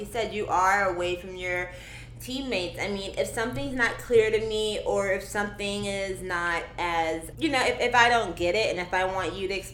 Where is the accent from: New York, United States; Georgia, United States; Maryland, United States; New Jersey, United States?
Georgia, United States; moved away as an adult; now in Minneapolis, United States; I'm from Georgia originally